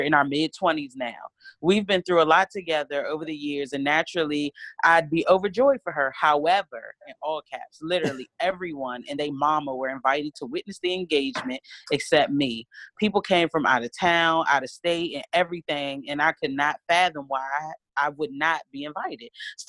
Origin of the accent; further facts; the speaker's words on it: North Carolina, United States; I'm from North Carolina. Hey girl, this one from North Carolina. So listening to y'all lingo and accents crack me up.